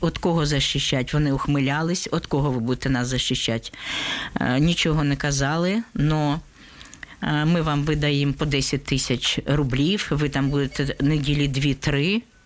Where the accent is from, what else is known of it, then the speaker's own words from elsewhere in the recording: Donetsk, Donetsk Oblast, Ukraine; moved away as an adult; now in Netherlands; Я з Донецька працювала магазині